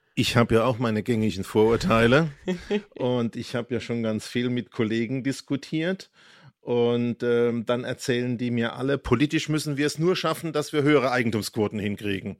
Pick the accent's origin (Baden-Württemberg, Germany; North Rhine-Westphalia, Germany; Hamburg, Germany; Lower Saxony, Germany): Baden-Württemberg, Germany; Heidelberg; moved away; also born or lived in Schwetzingen / Bavaria; Ich bin ja hier nur in Schwetzingen und Heidelberg groß geworden und in Bayern